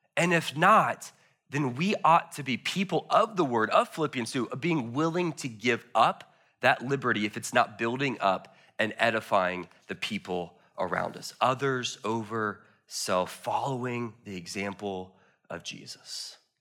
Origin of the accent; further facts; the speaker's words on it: United States; I love being an American